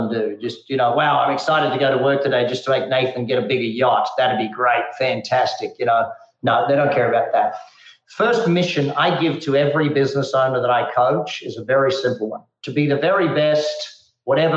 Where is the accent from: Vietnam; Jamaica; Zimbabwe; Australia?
Australia; moved away as an adult; also born or lived in Darwin, Australia / Adelaide, Australia; now in United States; growing up in Australia